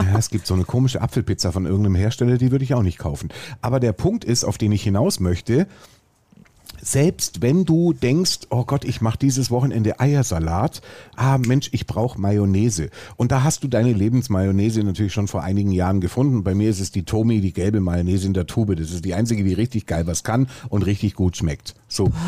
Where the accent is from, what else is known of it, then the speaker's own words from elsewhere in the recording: Swabia, Germany; Ich bin Schwabe.